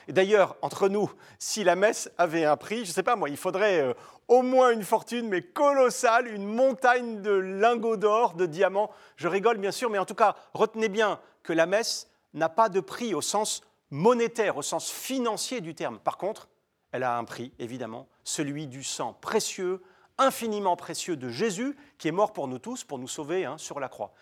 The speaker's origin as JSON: {"language": "French", "country": "France", "said": "chez nous en France, dès là où je vous parle"}